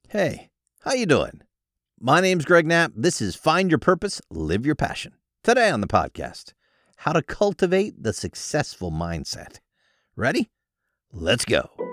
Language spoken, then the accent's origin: English; United States; I was born in the United States